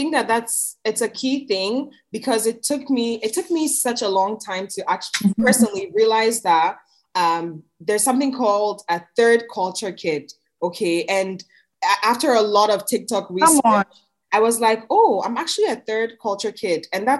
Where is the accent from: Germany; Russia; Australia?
Germany; also born or lived in Ghana; now in Canada; I realized I was raised in Germany. I went back to Ghana, and now I live in Canada. And those are three different cultures that have made me who I am.